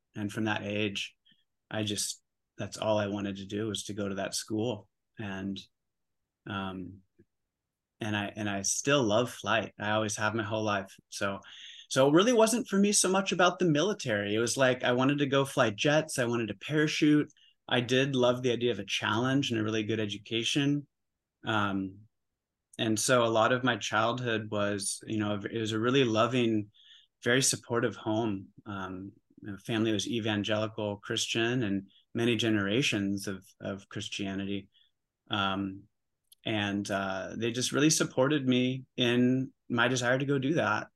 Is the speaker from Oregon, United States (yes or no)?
yes; Oregon, United States; moved away as an adult; also born or lived in New York City; I grew up in Oregon. I'm back home in Oregon